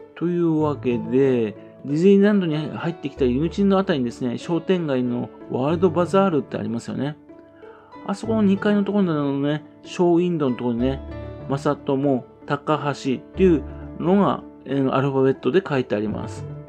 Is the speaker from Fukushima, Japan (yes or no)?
yes; Fukushima, Japan; 福島県人としてはね